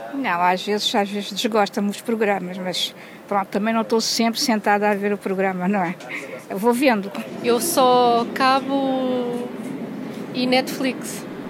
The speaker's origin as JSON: {"language": "Portuguese", "town": "Santa Maria da Feira", "region": "Aveiro District", "country": "Portugal", "moved": "as an adult", "lives_now": "Lisbon, Portugal", "said": "venho de Santa Maria da Feira. Uh, estou em Lisboa há sensivelmente 6 anos."}